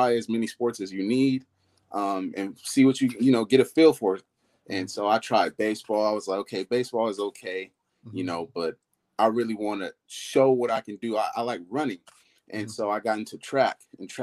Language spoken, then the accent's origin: English; Oakland, California, United States; I was born and raised in Oakland, California